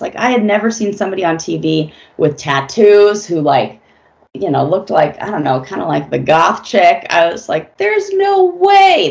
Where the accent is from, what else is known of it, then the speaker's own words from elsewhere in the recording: Los Angeles, California, United States; also born or lived in San Francisco; I'm born and raised in Los Angeles.